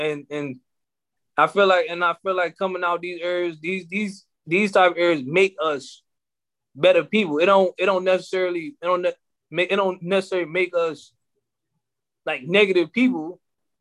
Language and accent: English; Maryland, United States; we're from Maryland